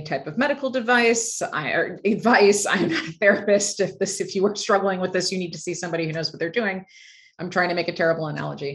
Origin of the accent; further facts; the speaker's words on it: just outside of Chicago, Illinois, United States; I grew up just outside of Chicago